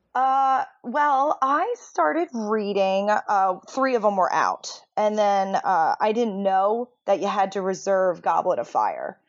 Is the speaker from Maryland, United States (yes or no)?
yes; Maryland, United States; now in Delaware, United States; originally Maryland